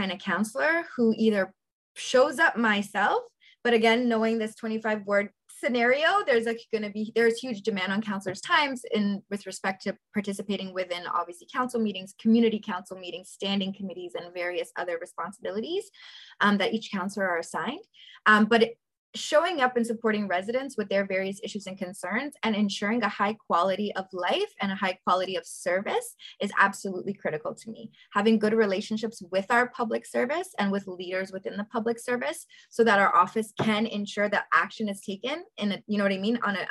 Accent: Toronto, Ontario, Canada; I grew up in South Etobicoke, born and raised

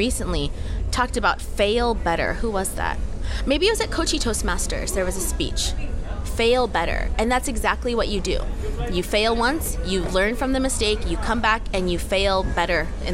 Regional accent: United States; moved away as an adult; now in South Korea; I am American. I have an American passport. I was raised in America, but I'm ethnically Korean, and I was born in Korea, but I was adopted.

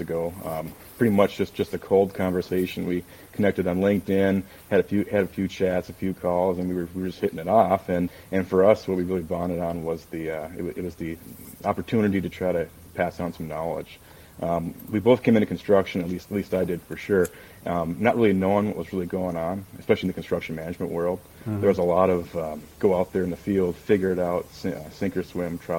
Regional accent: Minnesota, United States; I grew up in Minnesota

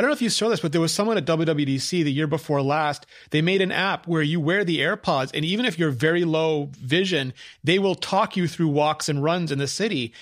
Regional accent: Canada; I was Canadian

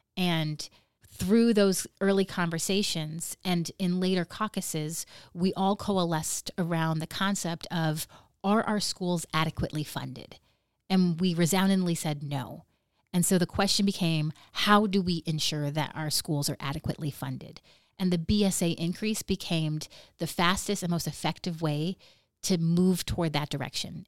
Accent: Nome, Alaska, United States; I Am From Nome

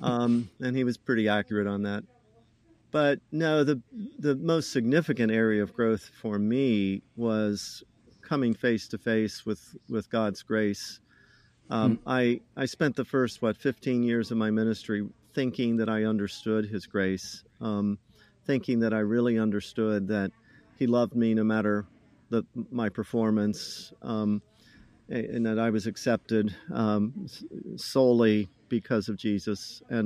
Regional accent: Ohio, United States; But anyway … I'm originally from Ohio.

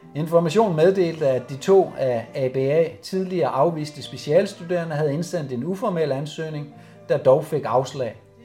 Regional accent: Silkeborg, Central Denmark Region, Denmark; also born or lived in Hundige, Greve Municipality, Denmark; der flyttede vi fra Hundi til Silkeborg. Jeg var 10 år der i 78

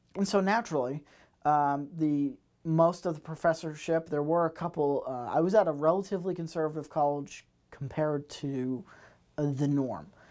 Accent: Massachusetts, United States; moved away; I am from Massachusetts originally

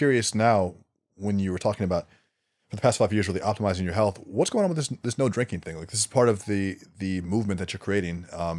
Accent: Australia; Especially being Australian, there's stereotypes about Australians drinking a lot.

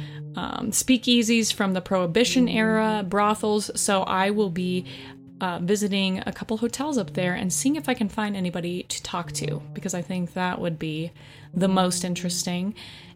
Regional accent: Colorado, United States; I grew up in Colorado

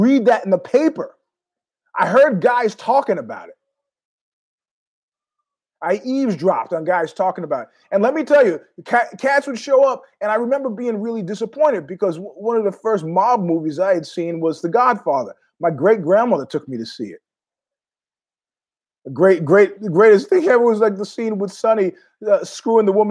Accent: New York City, New York, United States; I was born in Queens, grew up in Ozone Park, JFK.

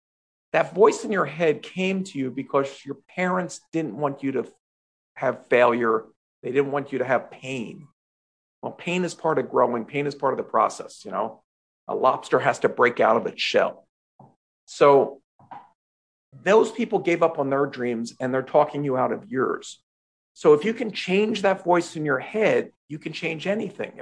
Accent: Philadelphia, Pennsylvania, United States; I grew up in Philadelphia, home of the Eagles football team

